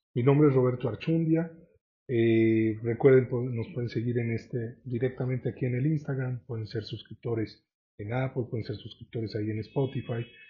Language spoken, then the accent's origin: Spanish; Mexico; como mexicanos